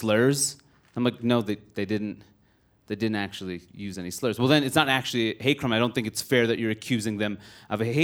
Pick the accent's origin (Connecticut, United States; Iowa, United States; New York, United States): New York, United States; New York City; also born or lived in Maine; I grew up in Queens, New York, which is the most diverse place in the world